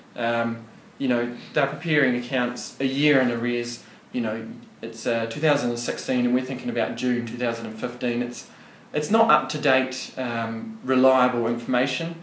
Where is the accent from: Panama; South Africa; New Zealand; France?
New Zealand; Wellington; moved away as an adult; also born or lived in Otago, New Zealand; now in Goulburn, Australia; I'm originally from New Zealand, a bit of an accent there. So I was born and bred in uh, Wellington in New Zealand.